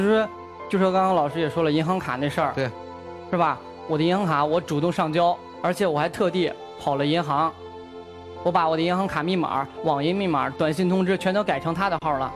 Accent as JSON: {"language": "Chinese", "town": "Jinan", "region": "Shandong", "country": "China", "moved": "as an adult", "lives_now": "Weifang, China", "said": "我还一直留在济南，毕竟咱济，我们济南人"}